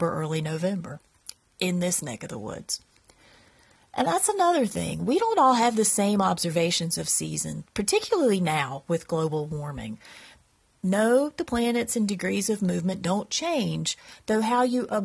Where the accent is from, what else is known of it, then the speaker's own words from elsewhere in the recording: Eastern North Carolina, United States; I live in Central North Carolina. I grew up in Eastern North Carolina. I've lived here all of my life.